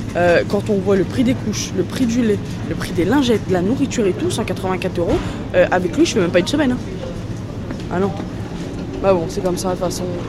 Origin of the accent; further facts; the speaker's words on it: France; on est des Français